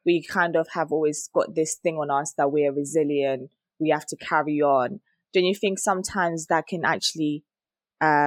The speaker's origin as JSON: {"language": "English", "country": "Zimbabwe", "tie": "born or raised there", "moved": "yes", "said": "growing up in Zimbabwe"}